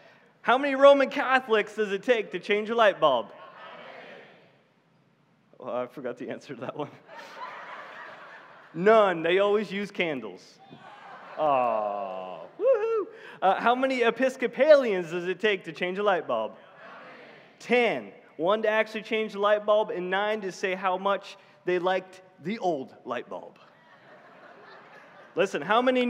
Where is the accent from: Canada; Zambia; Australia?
Canada; moved away; I'm from Canada